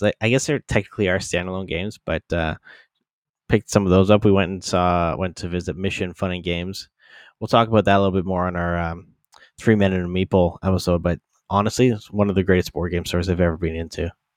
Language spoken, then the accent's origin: English; London, Ontario, Canada; my hometown London